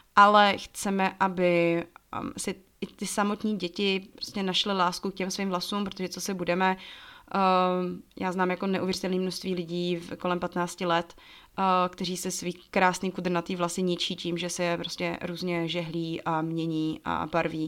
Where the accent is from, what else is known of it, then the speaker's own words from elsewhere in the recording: Czechia; moved away as an adult; also born or lived in Togo; já se furt považuji za Češku, která do Afriky jela